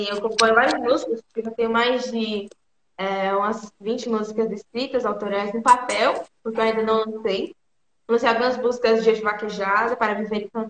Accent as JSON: {"language": "Portuguese", "area": "Serra da Ibiapaba", "region": "interior of Ceará", "country": "Brazil", "said": "sou do interior do Ceará, na Serra da Ibiapaba."}